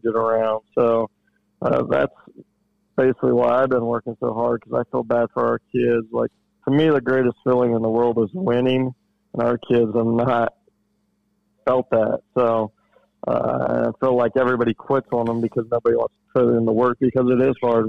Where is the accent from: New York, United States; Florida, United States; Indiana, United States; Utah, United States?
Indiana, United States; Portland; I grew up in Portland in the Jay County area